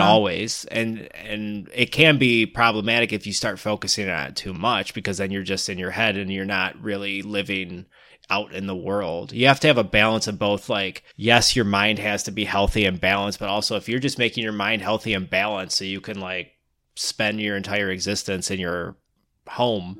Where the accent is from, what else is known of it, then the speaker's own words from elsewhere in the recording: Michigan, United States; We're from the Midwest, Michigan